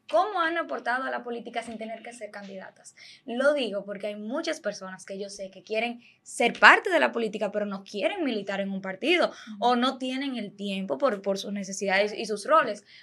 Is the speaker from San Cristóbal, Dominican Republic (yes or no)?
no; Santiago de los Caballeros, Santiago, Dominican Republic; yo soy de Santiago